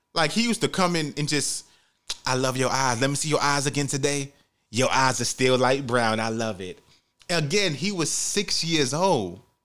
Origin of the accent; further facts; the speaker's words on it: New York City, New York, United States; growing up in the Bronx, New York